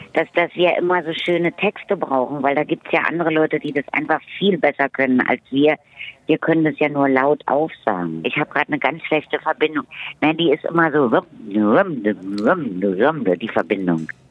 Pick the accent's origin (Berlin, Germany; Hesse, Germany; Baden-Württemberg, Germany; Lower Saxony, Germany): Berlin, Germany; bin in Friedrichshain geboren, ich bin groß geworden zwischen Charlottenburg, Charlottenburg und, und Mitte